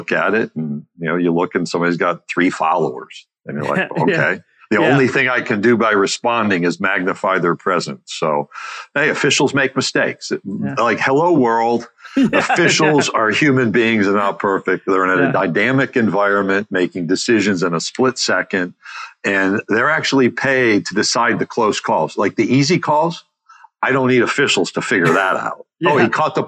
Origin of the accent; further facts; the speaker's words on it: Skaneateles, New York, United States; I grew up outside Syracuse, New York, little town called Skaney Atlas on a lake